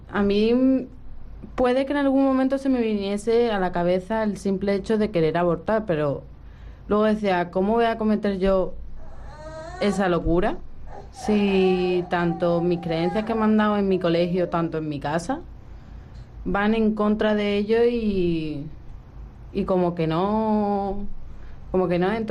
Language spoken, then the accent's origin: Spanish; Spain; also born or lived in Russia; De Rusia.